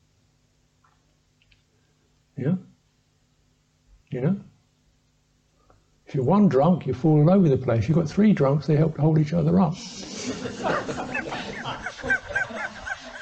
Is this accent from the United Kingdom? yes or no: yes; England, United Kingdom; I'm a English man